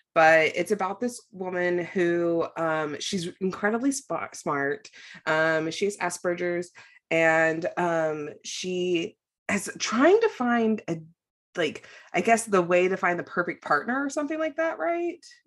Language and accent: English; United States; I'm an American